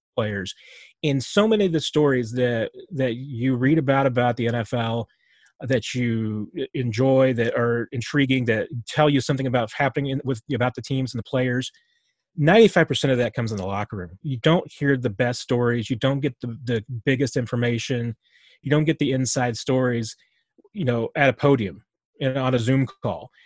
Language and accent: English; Springfield, United States; I grew up in Springfield, you know, where the team was